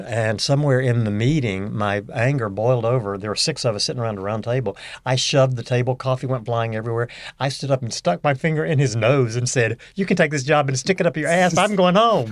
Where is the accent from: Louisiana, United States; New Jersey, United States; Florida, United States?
Louisiana, United States; Northeast; moved away; also born or lived in Arkansas / Fort Worth, Texas / Houston, Texas; I grew up in Northeast Louisiana